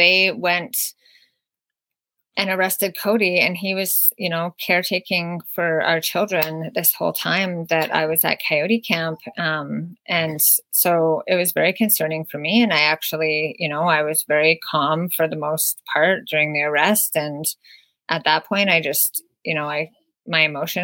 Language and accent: English; Wet'suwet'en territory, British Columbia, Canada; our Wet'suwet'en rights and our access to the land